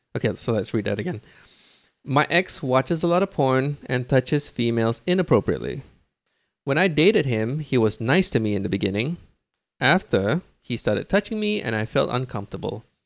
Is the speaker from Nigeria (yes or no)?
no; Brunei; now in Singapore; I was born and raised in Brunei